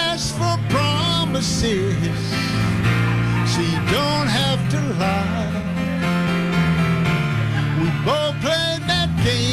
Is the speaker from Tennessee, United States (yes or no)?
yes; Tennessee, United States; I'm from Tennessee